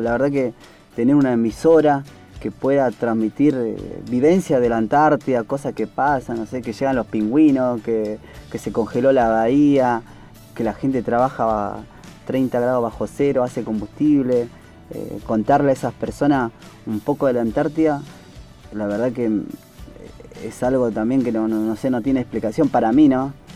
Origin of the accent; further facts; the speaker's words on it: Palpalá, Jujuy, Argentina; moved away as an adult; also born or lived in Buenos Aires; Yo soy de Jujuy, Pálpala, y este, me vine a Buenos Aires porque mi tío era militar